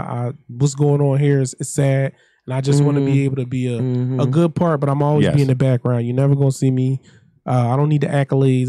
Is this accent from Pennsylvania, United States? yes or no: yes; Philadelphia, Pennsylvania, United States; I grew up in South Philadelphia